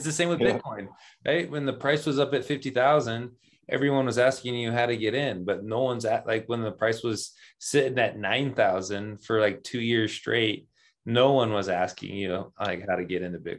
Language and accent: English; California, United States; I'm from California too, right?